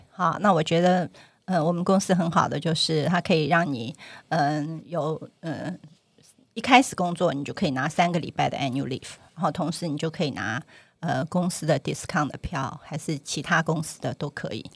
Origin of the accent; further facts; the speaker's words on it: Taiwan; first language Cantonese; moved away as an adult; also born or lived in Hong Kong; 我在台湾出生长大，虽然在家里都是讲广东话，可是，嗯，对口音上还是会有一点点的